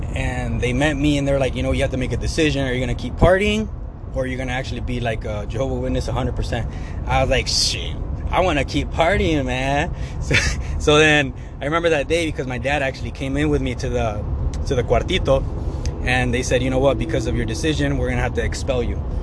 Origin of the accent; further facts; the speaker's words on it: Sandwich, Illinois, United States; also born or lived in Plano, Illinois; I grew up in Sandwich. I was born in Sandwich, Illinois.